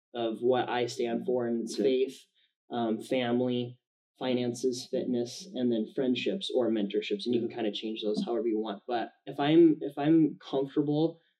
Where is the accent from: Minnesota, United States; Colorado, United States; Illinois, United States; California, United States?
Minnesota, United States; moved away as an adult; now in Arizona, United States; We're from Minnesota originally.